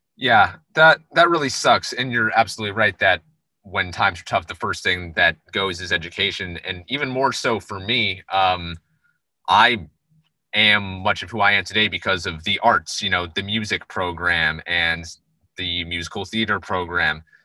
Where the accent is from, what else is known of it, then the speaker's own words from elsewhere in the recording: New York, United States; where we grew up in New York.